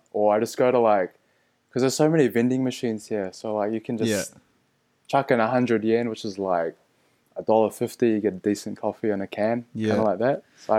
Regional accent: Auckland, New Zealand; moved away as an adult; we're both born and bred in Auckland, Filipino parents. We grew up in pretty, I would say, Pinoy community, I'd say, like going to church and Sinulog

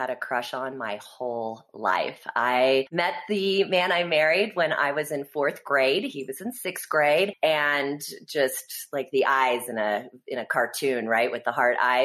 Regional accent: Kansas City, United States; also born or lived in Texas; now in Vail, United States; I was originally born in Kansas City. I'm a Midwest girl.

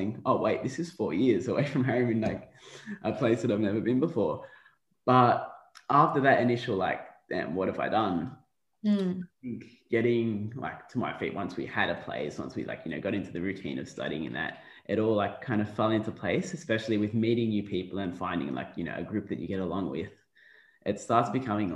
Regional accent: Melbourne, Victoria, Australia; moved away as an adult; now in Queensland, Australia; I'm from Melbourne

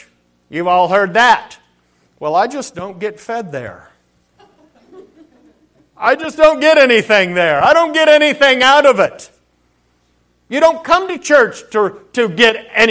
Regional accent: Colville, Washington, United States; moved away; Colville is my hometown. I'm born and raised there.

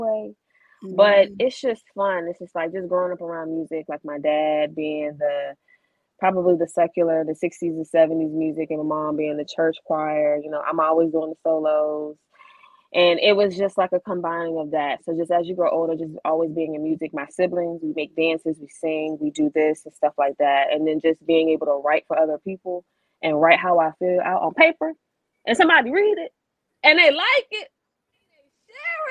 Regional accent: Richmond, Virginia, United States; I'm a Richmond native

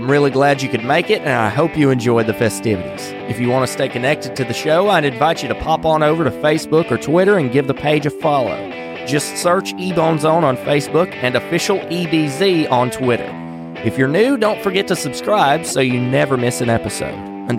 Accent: Wilkes County, North Carolina, United States; born or raised there

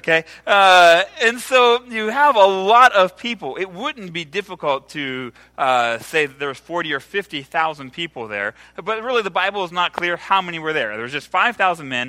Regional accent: Ohio, United States; now in El Salvador; I'm from Ohio

